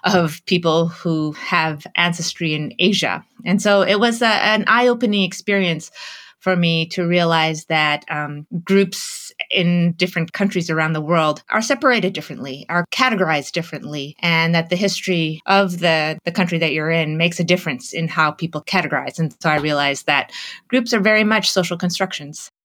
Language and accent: English; Canada; moved away as an adult; now in United States; I grew up in Canada. And when I first arrived in the United States for college